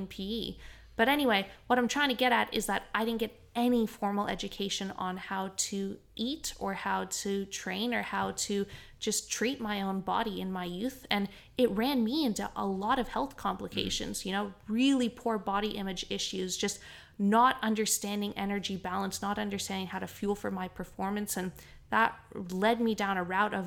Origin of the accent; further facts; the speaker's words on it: Canada; now in Australia; Where I grew up in Canada, there's a lot of just your standard public schools.